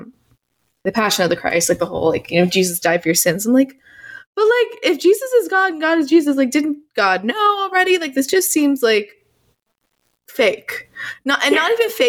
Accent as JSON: {"language": "English", "town": "New York City", "region": "New York", "country": "United States", "tie": "born or raised there", "said": "I'm from New York City, where I grew up around a lot of atheists"}